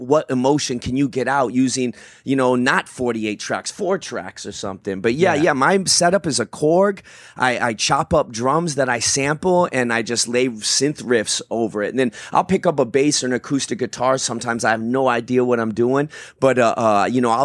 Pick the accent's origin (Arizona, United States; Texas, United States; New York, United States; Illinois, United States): Arizona, United States; Tucson; also born or lived in Phoenix; Born and raised in Tucson